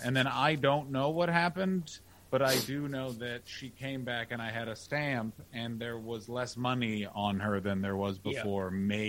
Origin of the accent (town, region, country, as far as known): Canada